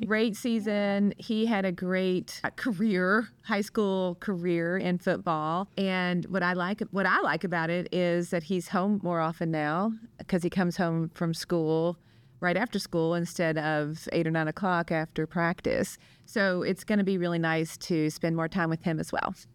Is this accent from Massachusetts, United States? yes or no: no; Kentucky, United States; now in St. Louis, United States; my hometown in Kentucky